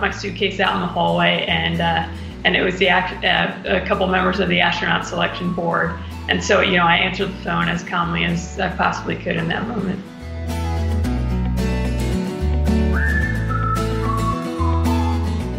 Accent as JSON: {"language": "English", "town": "Baldwin", "region": "New York", "country": "United States", "tie": "born or raised there", "said": "I grew up in Baldwin, New York"}